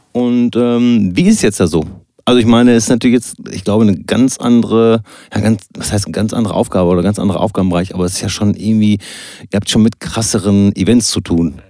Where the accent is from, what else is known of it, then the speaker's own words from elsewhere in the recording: Soest, North Rhine-Westphalia, Germany; ich komme zwar aus Soest und nicht aus Bielefeld